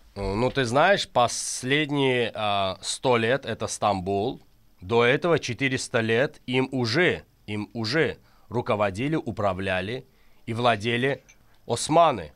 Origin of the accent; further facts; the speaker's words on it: Azerbaijan; я азербайджанец из Азербайджана, который любит свою родину и живет тут